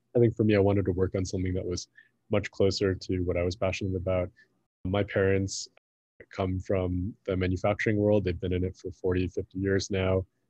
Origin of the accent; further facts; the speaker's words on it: Midwest, United States; moved away as an adult; also born or lived in San Francisco; I grew up in the Midwest